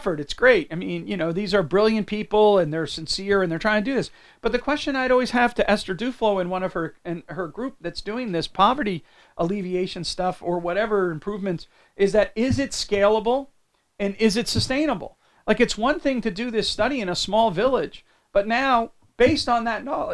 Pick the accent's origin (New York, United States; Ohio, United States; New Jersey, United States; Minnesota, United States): New Jersey, United States; I grew up in New Jersey